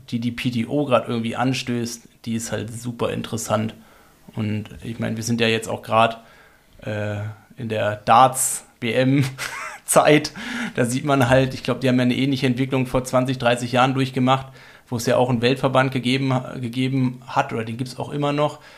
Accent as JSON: {"language": "German", "town": "Freiburg", "region": "Baden-Württemberg", "country": "Germany", "said": "Wir sind Freiburger, in der Nähe vom Freiburger Mooswald"}